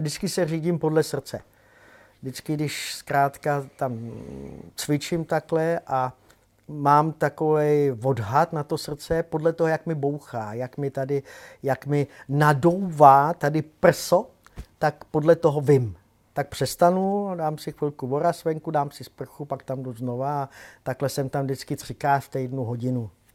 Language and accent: Czech; Prague, Czechia; taky jsem Pražák